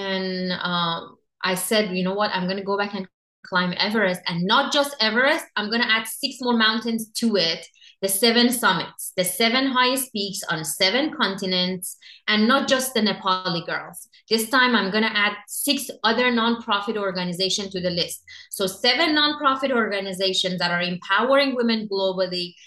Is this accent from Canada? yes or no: no; Iran; moved away as an adult; I grew up in Iran.